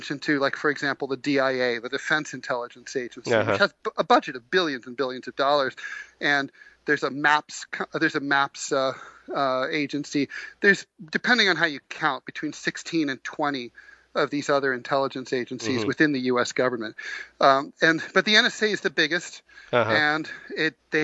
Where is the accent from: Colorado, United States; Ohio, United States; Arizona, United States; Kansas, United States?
Ohio, United States; Dayton; now in New York, United States; I grew up in Dayton, Ohio